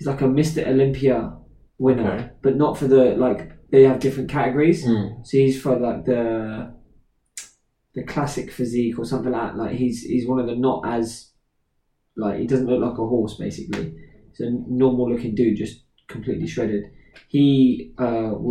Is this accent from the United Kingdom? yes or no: yes; England, United Kingdom; I grew up in England